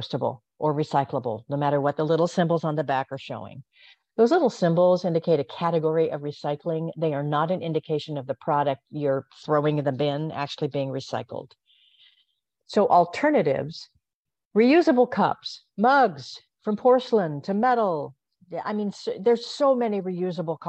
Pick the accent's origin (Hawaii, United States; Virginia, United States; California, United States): Hawaii, United States; I grew up in Hawaii